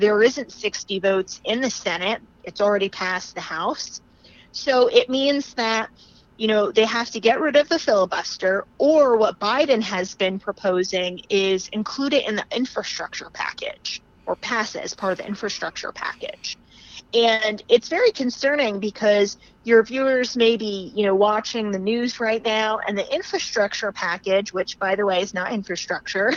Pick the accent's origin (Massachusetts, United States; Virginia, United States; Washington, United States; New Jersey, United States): New Jersey, United States; My home state is New Jersey.